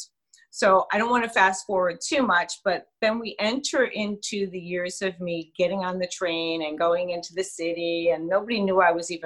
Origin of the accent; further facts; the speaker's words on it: New York City, New York, United States; now in New Jersey, United States; Brooklyn. I don't know if anyone's heard of that little borough called Brooklyn. But Bensonhurst was where my playground was as a child.